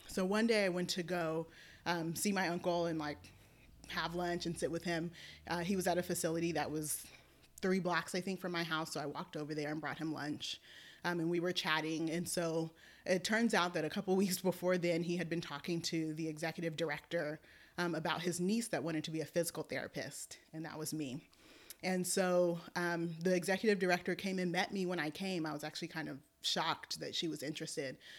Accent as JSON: {"language": "English", "town": "Oakland", "region": "California", "country": "United States", "tie": "born or raised there", "also_born_or_lived": "Alameda", "said": "I was born and raised in Oakland"}